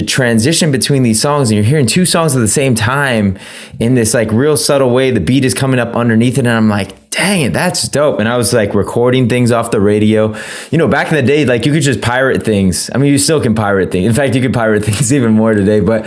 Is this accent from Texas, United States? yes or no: no; San Francisco, California, United States; I grew up in San Francisco